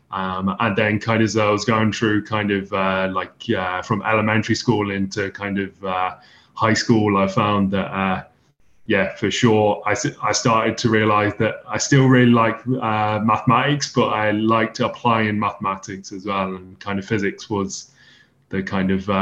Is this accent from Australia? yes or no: no; England, United Kingdom; moved away as an adult; now in Huntsville, United States; I moved from England over to the United States in August 2021